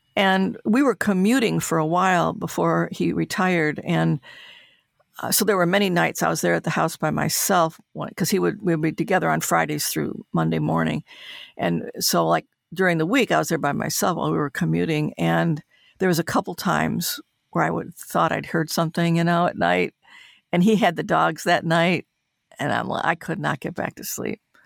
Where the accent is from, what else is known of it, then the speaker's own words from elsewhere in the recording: Detroit, Michigan, United States; moved away; to have her see me in my hometown